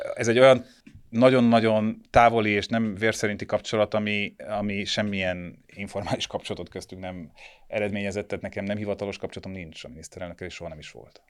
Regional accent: Budapest, Hungary; világéletemben itt laktam, itt születtem

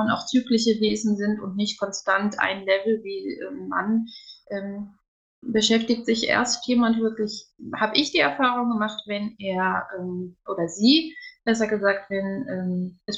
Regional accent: Wiesbaden, Hesse, Germany; born there; now in Koblenz, Germany; gebürtig komme ich aus Wiesbaden, mittlerweile wohnen wir in Koblenz.

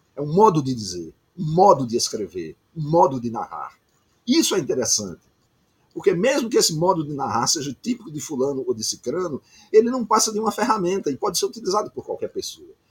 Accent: Campina Grande, Paraíba, Brazil; moved away as an adult; now in Rio de Janeiro, Brazil; Eu sou um paraibano que mora no Rio de Janeiro há 40 anos. Eu já estou há tanto tempo no Rio que eu já poderia é, transferir a minha cidadania, porque eu já morei mais tempo no Rio de Janeiro do que em Campina Grande, que é a minha cidade natal.

